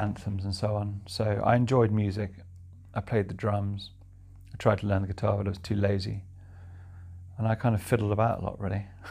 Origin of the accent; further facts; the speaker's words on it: Chilson, South East England, United Kingdom; also born or lived in London; now in Somerset, United Kingdom; I was born in London. Spent a lot of my childhood in Oxfordshire, particularly in a little thatched cottage in a tiny hamlet called Chilson.